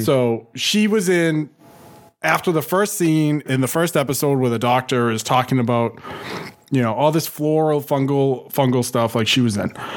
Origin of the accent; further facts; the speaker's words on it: Boston, Massachusetts, United States; I'm from Boston